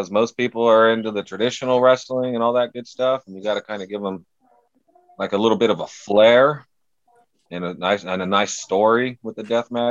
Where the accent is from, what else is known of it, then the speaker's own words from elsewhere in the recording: California, United States; I'm from California, or well, the Central Valley in California, maybe about a 40 minute drive from like Oakland and San Francisco and all that.